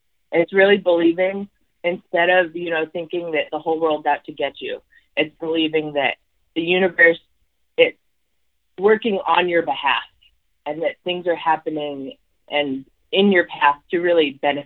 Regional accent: Alaska, United States; I was born in Alaska, and being Alaskan and from the North is really just part of my life

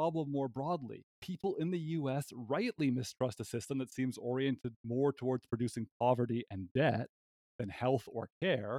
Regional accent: Canada; moved away as an adult; now in United States; as a Canadian currently residing in the United States

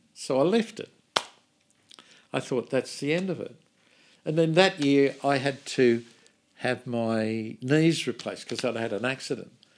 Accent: Australia; from Australia

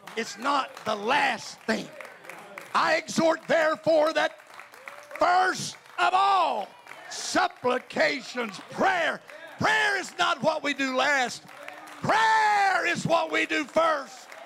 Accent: North Carolina, United States; I'm a southerner. I'm from North Carolina.

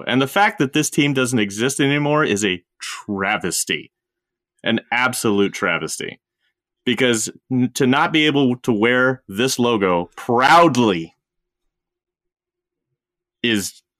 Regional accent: Kansas City, Missouri, United States; I'm from Kansas City.

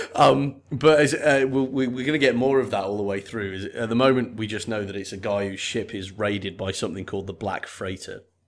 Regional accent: United Kingdom; I come from Great Britain

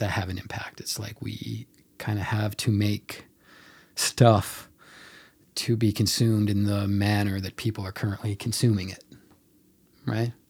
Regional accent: Mount Pearl, Newfoundland and Labrador, Canada; I tell people I'm from Mount Pearl.

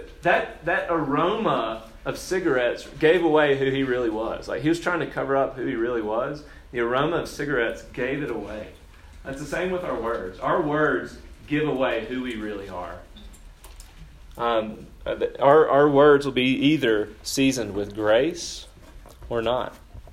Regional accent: Brookhaven, Mississippi, United States; accent: southern; also born or lived in Spokane / Chicago; So I told y'all yesterday, I grew up in Brookhaven, Mississippi. Brookhaven's a small town, pretty country. Like, yeah, I did a lot of redneck things growing up. I had a pretty thick southern accent growing up.

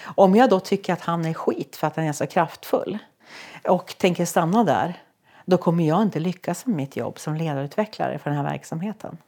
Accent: Sollefteå, Västernorrland County, Sweden; jag är från Sollefteå

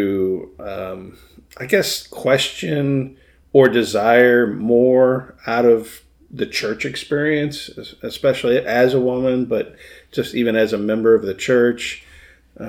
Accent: Michigan, United States; fellow Michigander

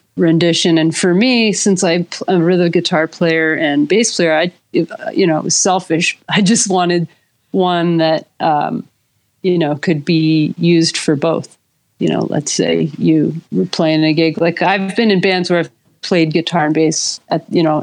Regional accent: New Jersey, United States; I'm from Jersey, East Coast

